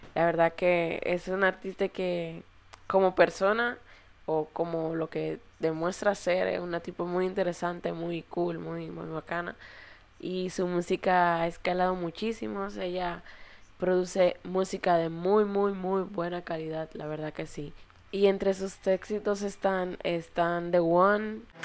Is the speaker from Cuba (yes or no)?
no; Dominican Republic; nosotros como dominicanos